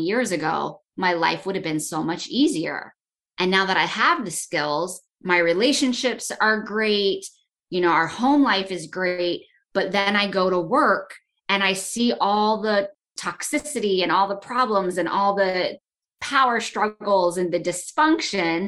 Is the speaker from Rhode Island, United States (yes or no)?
no; Florida, United States; moved away as an adult; now in North Carolina, United States; I'm from Florida, and for me, that meant being a Florida girl